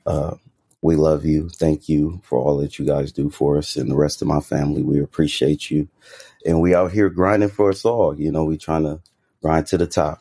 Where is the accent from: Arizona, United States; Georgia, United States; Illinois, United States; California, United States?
California, United States; Bay Area; now in Las Vegas, United States; I'm actually from the Bay Area, California.